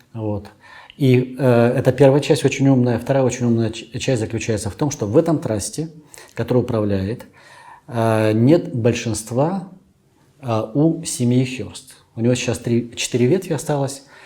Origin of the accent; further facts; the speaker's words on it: Chita, Zabaykalsky Krai, Russia; moved away as an adult; now in Moscow, Russia; родился в Забайкале, угу. вырос в Забайкале